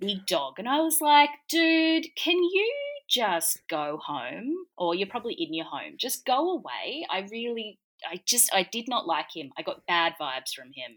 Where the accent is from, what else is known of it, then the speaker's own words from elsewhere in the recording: Gold Coast, Queensland, Australia; I grew up on the Gold Coast